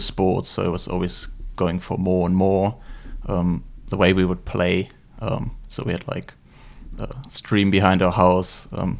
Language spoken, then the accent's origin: English; Germany; accent: German; English is a second language; moved away; I'm originally from Germany, as you might pretty easily hear from my accent.